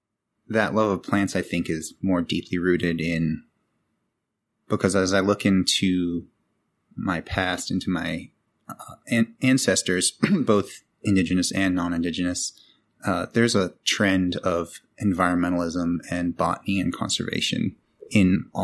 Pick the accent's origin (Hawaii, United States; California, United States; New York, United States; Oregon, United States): California, United States; Santa Cruz; So I was raised in Santa Cruz, California, in the 90s, of course. And I was raised by my mom, who was a single parent